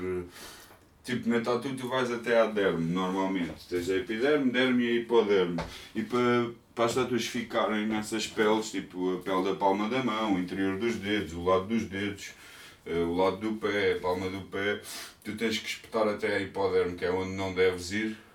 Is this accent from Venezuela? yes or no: no; Portugal; eu sou português